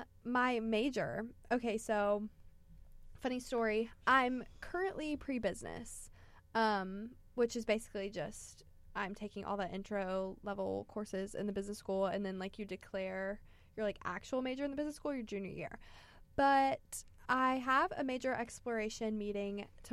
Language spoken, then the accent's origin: English; Magnolia Springs, Alabama, United States; I am from I'm from Magnolia Springs, Alabama, which is like all the way south near Gulf Shores, the beach.